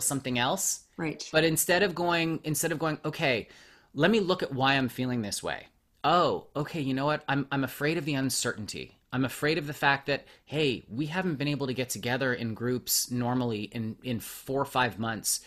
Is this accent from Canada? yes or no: yes; Montreal, Quebec, Canada; now in Los Angeles, United States; I was born in Montreal and I, I live